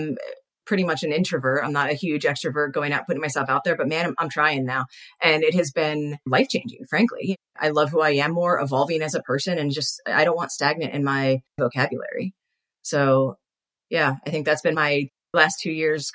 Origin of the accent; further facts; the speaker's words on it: Philadelphia, Pennsylvania, United States; now in Arizona, United States; I'm from Philly